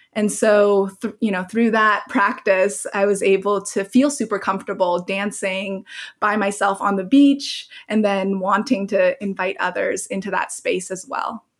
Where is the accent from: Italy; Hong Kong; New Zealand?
Hong Kong; moved away; also born or lived in Oregon; I grew up in Hong Kong, so I had been through the SARS epidemic there